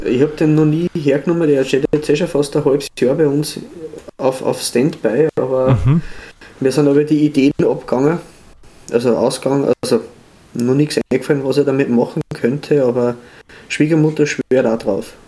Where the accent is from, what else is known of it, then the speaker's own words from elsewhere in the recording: Upper Austria, Austria; aus Oberösterreich, meiner Heimat